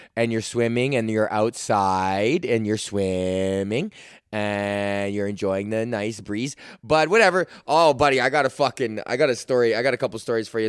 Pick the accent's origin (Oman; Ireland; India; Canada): Canada; as a Canadian